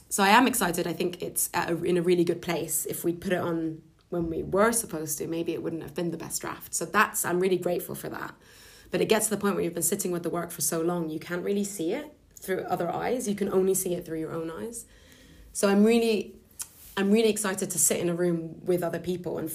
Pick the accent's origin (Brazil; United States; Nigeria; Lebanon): Lebanon; moved away as an adult; also born or lived in London; I'm half Lebanese, half Scottish, and I grew up in Lebanon until I was about 18